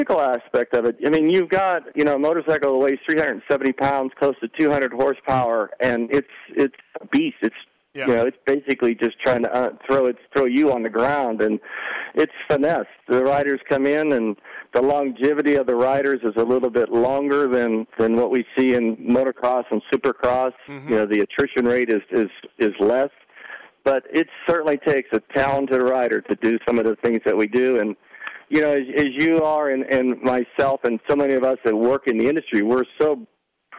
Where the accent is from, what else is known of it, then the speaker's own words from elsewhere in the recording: Pennsylvania, United States; moved away as an adult; now in California, United States; I grew up in Pennsylvania